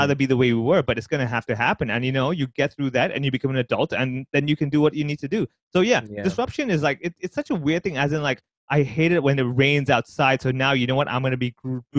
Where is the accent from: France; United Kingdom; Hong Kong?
Hong Kong